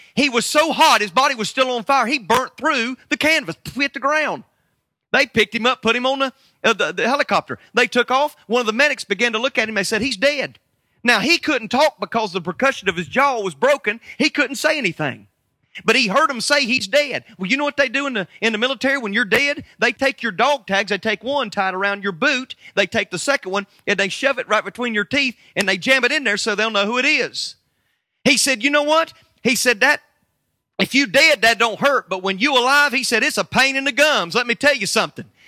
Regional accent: United States; I'm from America

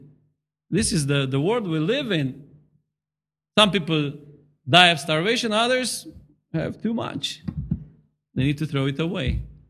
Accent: Romania; moved away; I come from Romania

